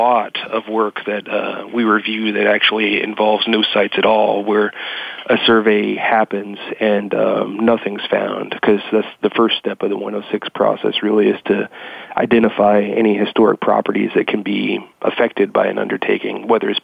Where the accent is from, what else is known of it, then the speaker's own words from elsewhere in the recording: Kentucky, United States; moved away as an adult; also born or lived in West Florida; I was born and raised in Kentucky